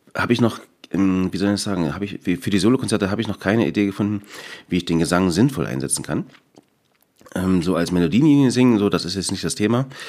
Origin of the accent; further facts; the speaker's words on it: Erzgebirge, Saxony, Germany; ich bin durch und durch Erzgebirger